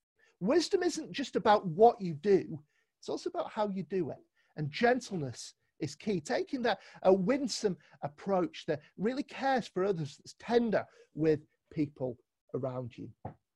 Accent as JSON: {"language": "English", "region": "London", "country": "United Kingdom", "lives_now": "Manchester, United Kingdom", "said": "remember when I moved up to Manchester, it was 9 years ago now. I've been here quite a while. But I came from London and came and joined in with CCM."}